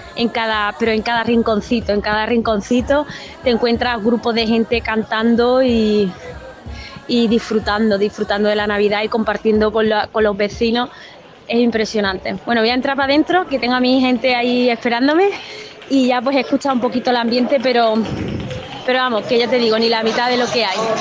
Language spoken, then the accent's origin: Spanish; Jerez de la Frontera, Andalusia, Spain; lo he vivido desde muy pequeña en mi, en mi barrio, en mi pueblo